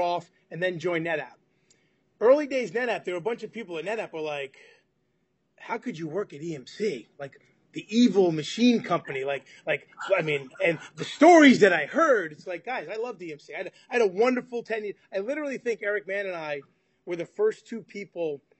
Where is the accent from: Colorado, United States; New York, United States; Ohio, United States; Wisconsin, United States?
New York, United States; I'm from New York